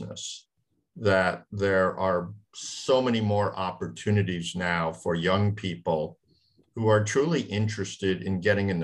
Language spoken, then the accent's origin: English; East Coast, United States; I grew up on the East Coast